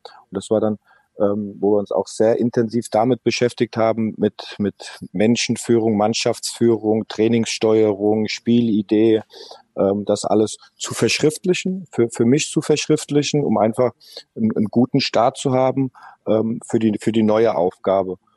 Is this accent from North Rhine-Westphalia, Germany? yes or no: no; Mainz, Rhineland-Palatinate, Germany; moved away as an adult; now in Moscow, Russia; ich bin dort geboren in der Stadt, ich habe dort lange Jahre gespielt